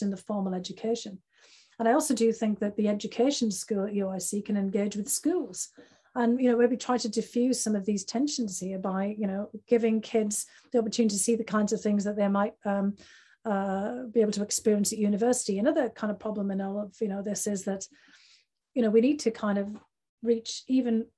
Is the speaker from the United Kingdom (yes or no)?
yes; United Kingdom; moved away as an adult; now in United States; which I grew up with in the United Kingdom.